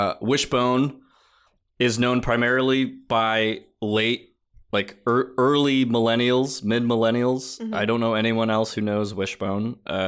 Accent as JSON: {"language": "English", "region": "Massachusetts", "country": "United States", "tie": "born or raised there", "said": "So I grew up in Massachusetts, and he joined like the Boston Harbor Sailing Club or something"}